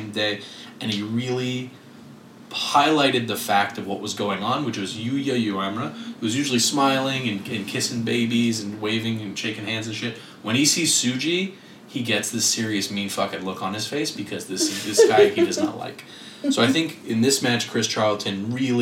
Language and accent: English; Quebec, Canada; we're from Quebec